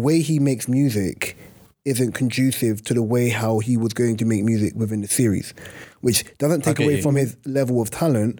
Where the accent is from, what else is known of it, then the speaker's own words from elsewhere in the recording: Manchester, North West England, United Kingdom; I'm from Manchester, I'm from Manny.